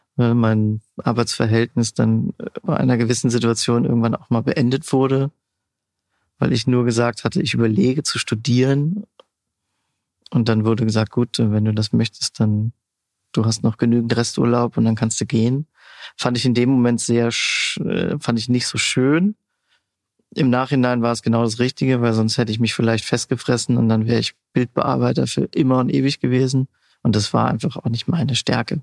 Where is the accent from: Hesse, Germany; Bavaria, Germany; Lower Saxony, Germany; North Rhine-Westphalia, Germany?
North Rhine-Westphalia, Germany; Siegerland; moved away as an adult; also born or lived in Pforzheim / Stuttgart / Kaiserslautern; Ursprünglich komme ich aus dem Siegerland, aus dem wunderschönen kleinen Ort Bad Larsve, ein Luftkurort.